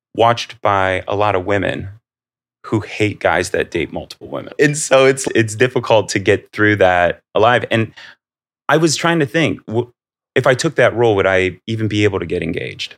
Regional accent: Akron, Ohio, United States; growing up in Akron, like very blue collar

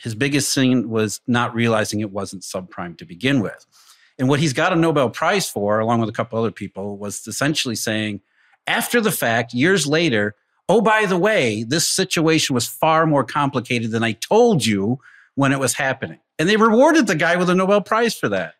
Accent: Rust Belt, United States; I grew up in the Rust Belt

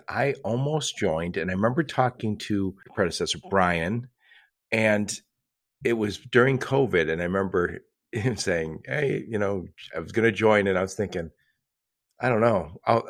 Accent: United States; I am of Irish descent. I'm an American through and through. Ireland would never claim me, but all my relatives are from Ireland.

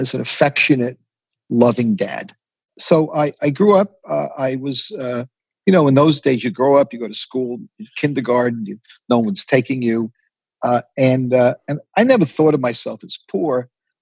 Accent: New York City, New York, United States; I grew up in the Bronx, on Barnes Avenue near Allerton Avenue

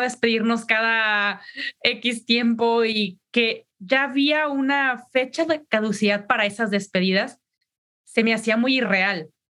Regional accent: Mexico; yo soy mexicana

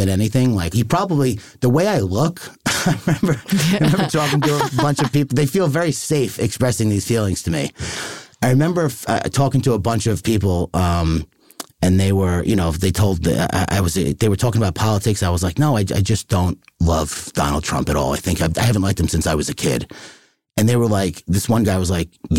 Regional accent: Long Island, New York, United States; I'm from Long Island. I'm Irish

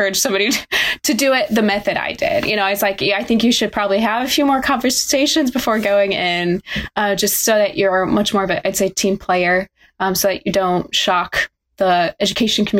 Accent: Des Moines, Iowa, United States; also born or lived in Cedar Falls, Iowa; I grew up in Des Moines, but I went to school up in Waterloo, Cedar Falls, and now I'm in Iowa City.

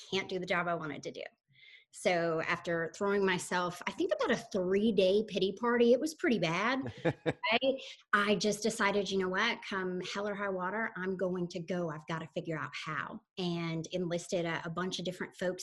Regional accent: Soddy-Daisy, Tennessee, United States; moved away as an adult; also born or lived in Texas / Florida; now in Palm Beach, United States; I'm originally from a tiny town no one has heard of called Soddy Daisy, Tennessee

